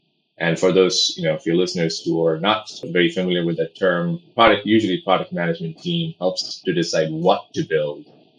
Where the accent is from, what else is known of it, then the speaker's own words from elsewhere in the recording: Pondicherry, Puducherry, India; born there; I was born in a small place called Pondicherry in India. It's a small French Union territory.